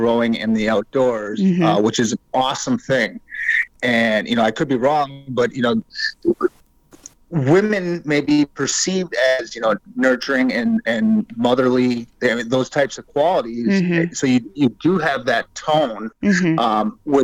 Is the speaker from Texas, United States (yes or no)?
no; Door County, Wisconsin, United States; I grew up in Door County, Wisconsin